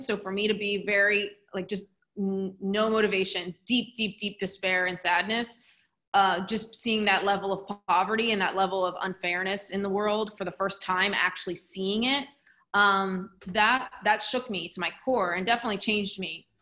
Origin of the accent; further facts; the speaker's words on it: New Jersey, United States; also born or lived in Philadelphia; I'm from South Jersey, and then I went to Philly, was an hour away for university